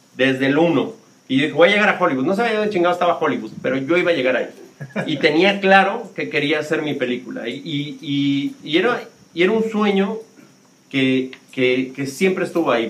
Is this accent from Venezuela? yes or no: no; Mexico City, Mexico; moved away as an adult; also born or lived in United States / Spain; yo soy del barrio de La Guerrero, en la Ciudad de México, en la frontera con Tepito